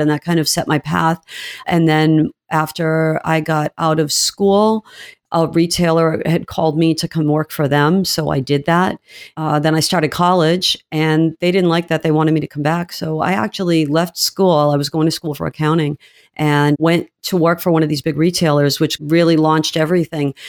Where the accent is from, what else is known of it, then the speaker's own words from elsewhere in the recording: New England, United States; moved away as an adult; also born or lived in Georgia; I am from New England